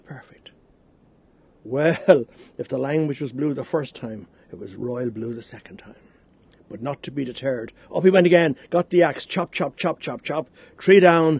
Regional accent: Bray, County Wicklow, Ireland; I'm from Bray County, Wicklow in Ireland

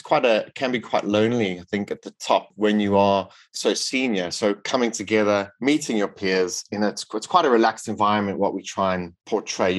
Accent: South Africa; now in United Kingdom; I grew up in South Africa

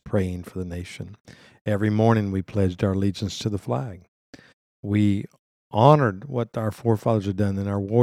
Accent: United States; as an American

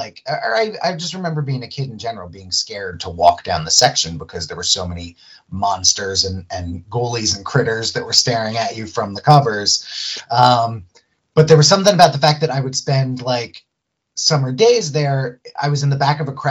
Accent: Philadelphia, Pennsylvania, United States; I grew up in Philadelphia, this was out in Lansdale

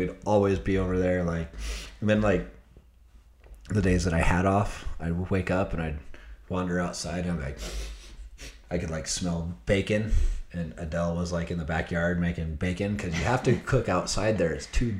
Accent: Stansbury Park, Utah, United States; no, we don't claim Tooele. We're from Stansbury Park, which is Tooele County.

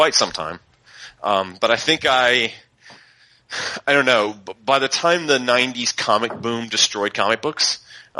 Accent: Ohio, United States; we had a place in my hometown called Bernie's Booze and News. It was basically half newsstand, half liquor store. And that's the only place in town that sold comics in my little small town in Ohio.

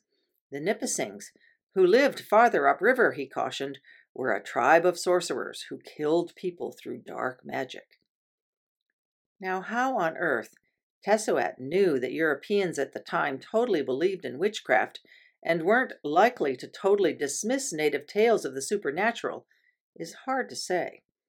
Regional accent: Toronto, Ontario, Canada; having been born and raised in Toronto

